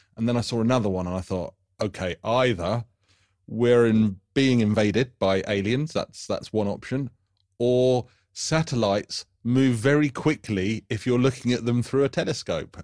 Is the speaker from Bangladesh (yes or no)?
no; United Kingdom; being British